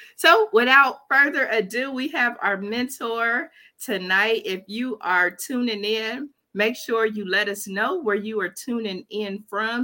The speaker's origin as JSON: {"language": "English", "town": "Dayton", "region": "Ohio", "country": "United States", "tie": "born or raised there", "said": "Dayton, Ohio, my hometown"}